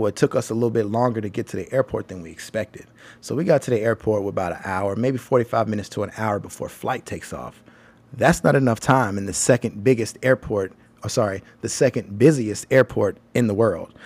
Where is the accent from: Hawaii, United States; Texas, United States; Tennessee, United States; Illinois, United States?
Tennessee, United States; Nashville; accent: country; I'm from Nashville